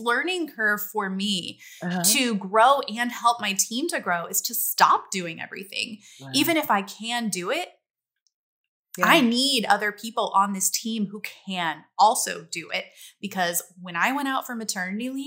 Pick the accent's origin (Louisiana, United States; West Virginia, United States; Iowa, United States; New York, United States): Louisiana, United States; I grew up in Louisiana